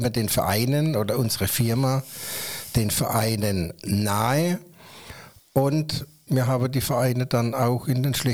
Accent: Waghäusel, Baden-Württemberg, Germany; Waghäusel und äh, ja, ich fühle mich als Wissedeler, Kellocher, Waghäusler, ich gehöre hierher, es ist meine Heimat

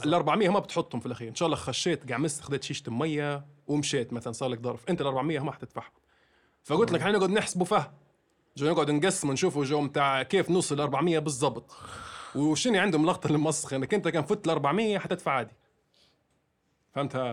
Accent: Libya; also born or lived in Egypt; ان انا ليبي

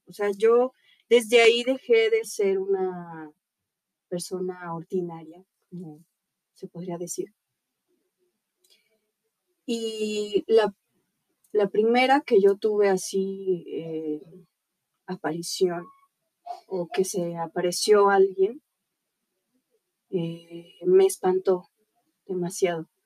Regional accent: Puebla, Mexico; Yo soy de Puebla, tengo 23 años de edad. Soy maquillista, actriz, bueno, actriz primeriza.

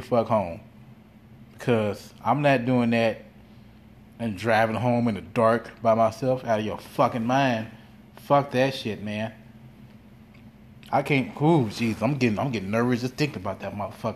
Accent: Gary, Indiana, United States; now in Chicagoland area, United States; I am from Gary, Indiana

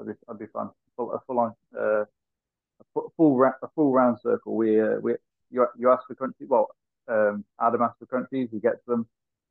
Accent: Nottingham, East Midlands, United Kingdom; As much as I'm from Nottingham and I've been a Nottingham fan for all my life

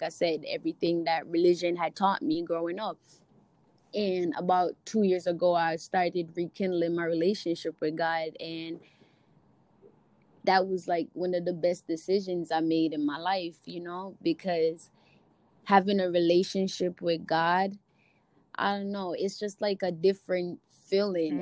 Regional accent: Jamaica; I grew up in a Christian home. I grew up in Jamaica.

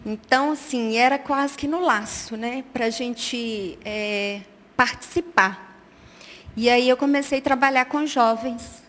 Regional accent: Belo Horizonte, Minas Gerais, Brazil; also born or lived in Montes Claros, Minas Gerais; Eu sou de Montes Claros, eu cheguei em Belo Horizonte por volta de quatro anos

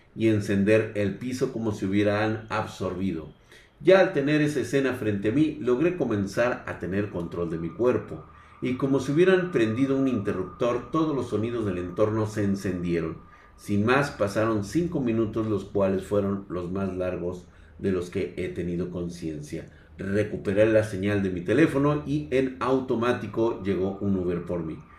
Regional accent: Mexico; el México primitivo en el cual vivimos

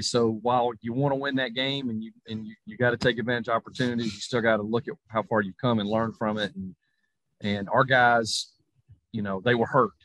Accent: Georgia, United States; my home state of Georgia

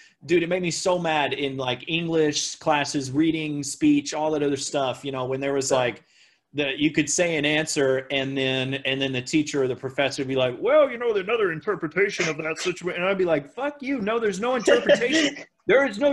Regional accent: Oklahoma, United States; where I lived in Oklahoma at the time

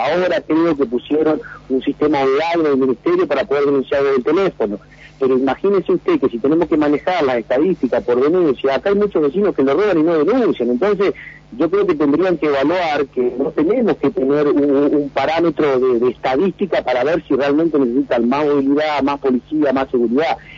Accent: Vista Alegre, Neuquén, Argentina; nosotros de que somos el portal de la Patagonia

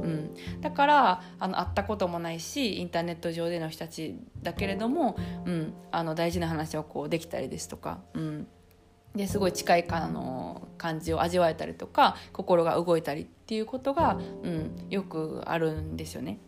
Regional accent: Kansai, Japan; 私とかはあの関西人

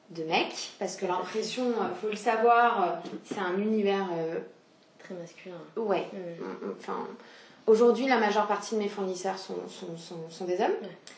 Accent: south-east France, France; moved away as an adult; now in Paris, France; j'ai 27 ans. je suis originaire du sud-est de la France. D'accord. Très chauvine. je suis arrivée à Paris il y a maintenant un peu plus de 6 ans.

